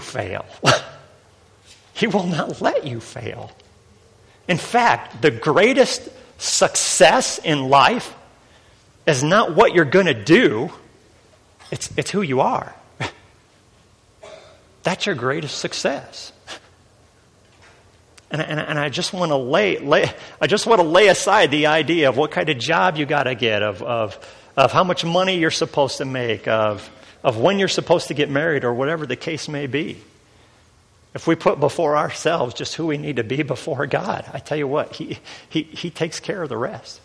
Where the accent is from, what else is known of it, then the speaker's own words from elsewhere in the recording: Northern Indiana, United States; I'm from Northern Indiana.